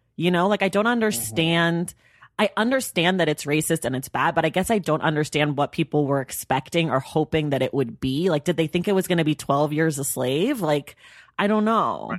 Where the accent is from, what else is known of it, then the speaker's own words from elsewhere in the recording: Oakland, California, United States; I'm from Oakland, so I've been a Warriors fan my whole life